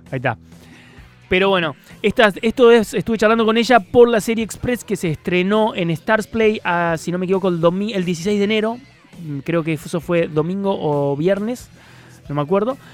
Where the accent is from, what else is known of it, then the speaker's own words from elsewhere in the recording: Córdoba, Argentina; yo soy de Córdoba